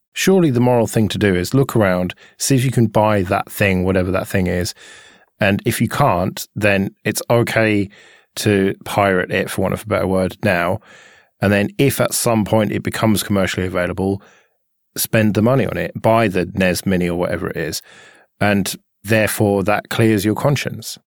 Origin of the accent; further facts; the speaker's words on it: United Kingdom; we're British